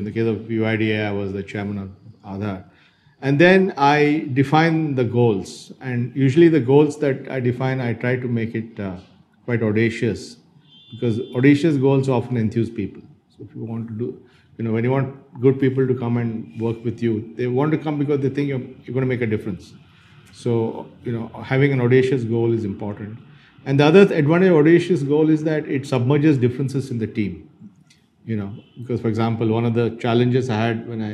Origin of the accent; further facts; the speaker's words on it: Bangalore, Karnataka, India; also born or lived in Dharwad, India; I'm a genuine Bangalorean in the sense I was born in Bangalore. So I was born in Bangalore and I spent the first few years of my life in Bangalore.